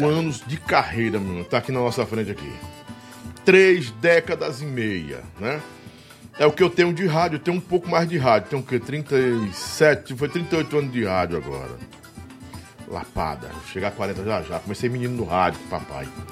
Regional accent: Northeast Brazil, Brazil; Eu sou nordestino, eu, eu, eu amo o Nordeste.

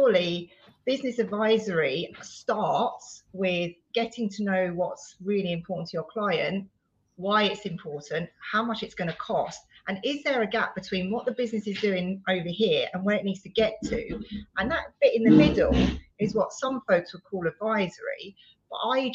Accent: Surrey, South East England, United Kingdom; moved away as an adult; now in Teignmouth, United Kingdom; Devon, Tynmouth. So not far from you, over the water. Originally Surrey, though. Obviously, this isn't very much of a Devonian accent

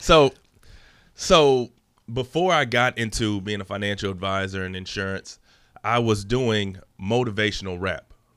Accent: Dallas area, Texas, United States; also born or lived in Los Angeles, California; We moved out here Um, my dad's job transferred him out here

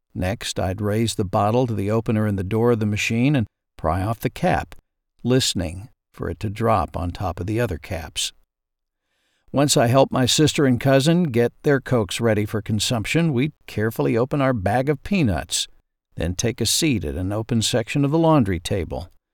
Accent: southwest Arkansas, United States; The laundromat in my hometown

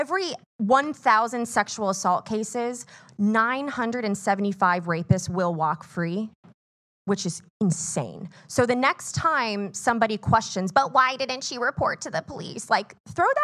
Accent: Miami, Florida, United States; I'm from Miami, Florida.

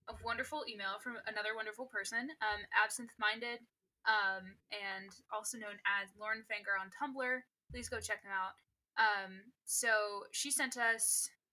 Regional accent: England, United Kingdom; I'm British, that I'm English

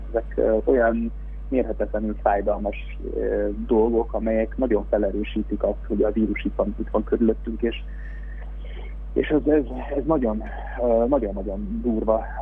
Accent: Veszprém, Veszprém County, Hungary; mikor Veszprémben édesapámmal kint voltunk, és a hugommal kosarazni egy lakótelepen mellettünk a görkor és deszkapályán szólt a hip-hop 024 órában. Mi ebben nőttünk föl

